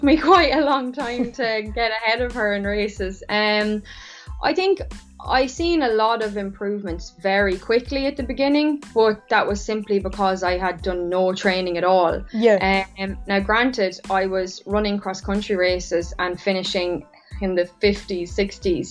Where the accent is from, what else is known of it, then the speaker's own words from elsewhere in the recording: Laois, Ireland; also born or lived in United States; I'm from Leash